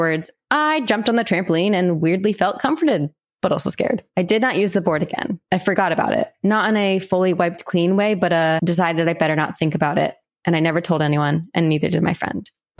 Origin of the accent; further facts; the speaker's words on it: Ohio, United States; I am from Ohio, and growing up, my family was introduced to creepy supernatural shit and just normal history stuff because cemeteries were huge.